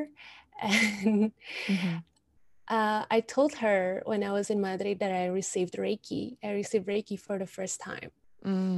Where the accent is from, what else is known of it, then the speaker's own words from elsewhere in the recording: Indonesia; moved away; I'm from Indonesia